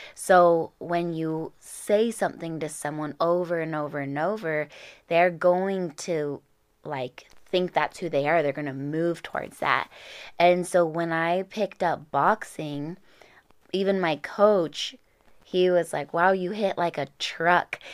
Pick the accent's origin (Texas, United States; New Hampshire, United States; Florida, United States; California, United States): California, United States; Orange County; I grew up in Orange County